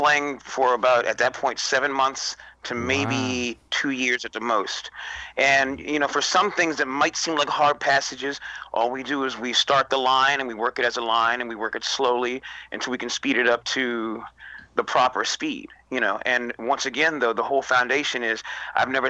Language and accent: English; Philadelphia, Pennsylvania, United States; I'm from Philadelphia